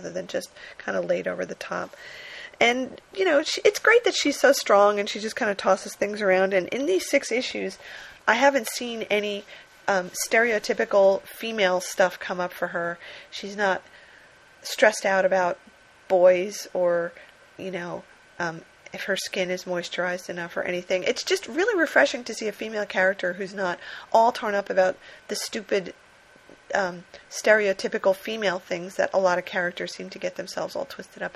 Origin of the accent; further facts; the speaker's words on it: New Jersey, United States; where I grew up in New Jersey was right where Thomas Edison's laboratory was